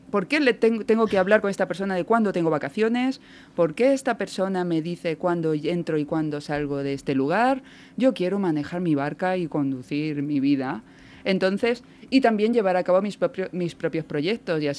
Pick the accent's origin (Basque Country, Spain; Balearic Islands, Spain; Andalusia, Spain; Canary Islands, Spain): Balearic Islands, Spain; also born or lived in Córdoba / La Mancha; now in Barcelona, Spain; crecí en Baleares